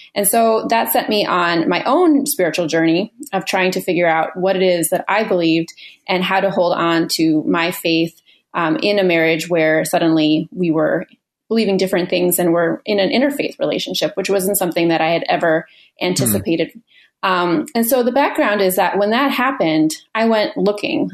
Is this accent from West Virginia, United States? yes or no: no; Minneapolis, Minnesota, United States; I'm a writer from Minneapolis, Minnesota